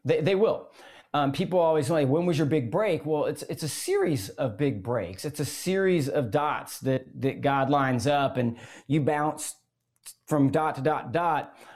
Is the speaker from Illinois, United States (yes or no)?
no; Gainesville, Florida, United States; I grew up in Gainesville, Florida